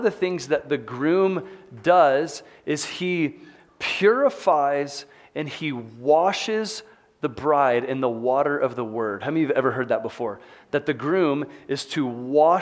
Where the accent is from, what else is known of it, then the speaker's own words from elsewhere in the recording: Texas, United States; moved away as an adult; now in Salt Lake City, United States; growing up in Texas, I spent a lot of time hunting